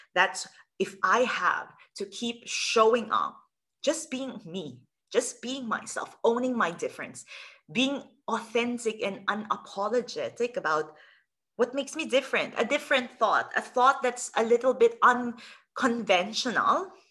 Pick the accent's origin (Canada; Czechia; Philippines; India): Philippines; I'm originally from the Philippines